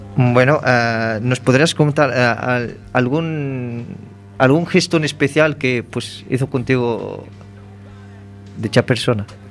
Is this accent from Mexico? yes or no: no; Morocco; moved away; siendo yo marroquí